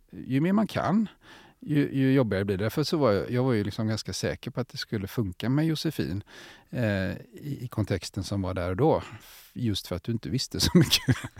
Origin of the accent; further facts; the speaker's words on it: Gothenburg, Västra Götaland, Sweden; som göteborgare är jag också stolt